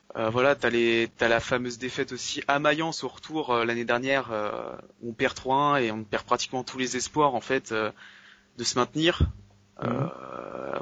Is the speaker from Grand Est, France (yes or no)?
no; Nantes, Pays de la Loire, France; je suis de Nantes